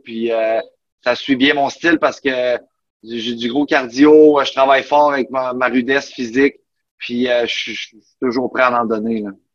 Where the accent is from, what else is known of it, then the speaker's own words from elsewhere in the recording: Buckingham, Quebec, Canada; moved away as an adult; also born or lived in Mont-Tremblant / Florida; je viens, de Buckingham, dans l'Outaouais, à côté de Gatineau